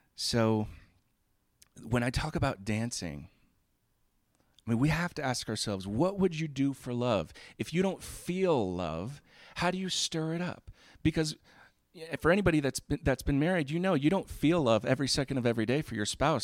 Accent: Florida, United States; I grew up in Florida

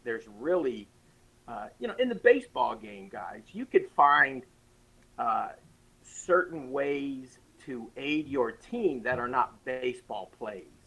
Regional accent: Toronto, Ontario, Canada; I grew up in Toronto

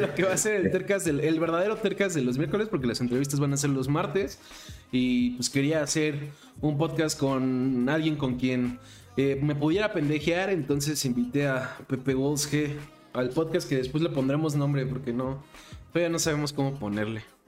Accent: Mexico; soy mexicano

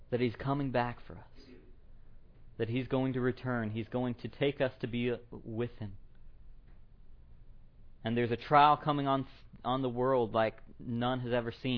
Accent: Tennessee, United States; moved away as an adult; now in Iowa, United States; I'm from Tennessee. That's my hometown.

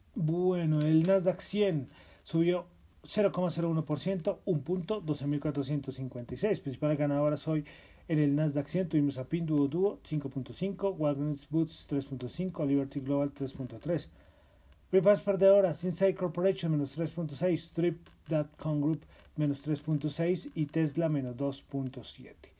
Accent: Colombia; Soy de Colombia

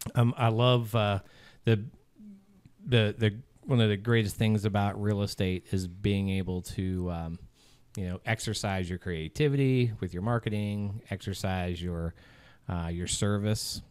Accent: Southern Maryland, United States; moved away as an adult; born and raised, born and raised in Maryland, Southern Maryland

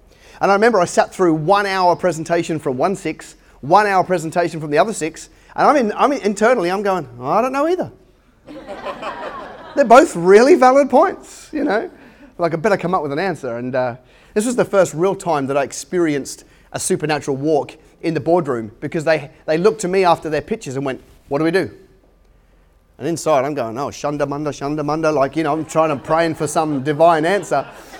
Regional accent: Australia; accent: hybrid; also born or lived in London, United Kingdom; You might be able to tell from my accent. I'm a hybrid. I was born in London or just outside of London, and came to Australia when I was 14. So English by birth, but Aussie by choice.

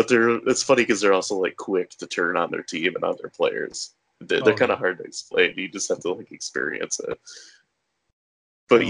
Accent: Michigan, United States; moved away; also born or lived in Philadelphia; I'm from Michigan.

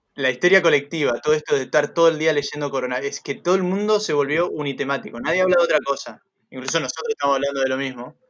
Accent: Argentina; yo soy argentino y estoy cerca

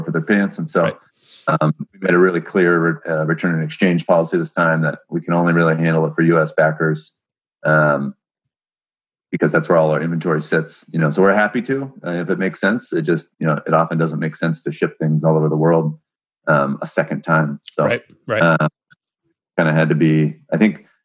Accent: Seattle, Washington, United States; I'm born and raised in Seattle

